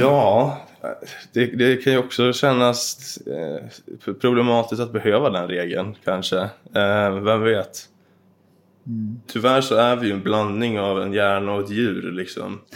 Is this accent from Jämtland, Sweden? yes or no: yes; Dvärsätt, Jämtland, Sweden; I Dvärsätt i Jämtland. Så mm. en bit ifrån Östersund.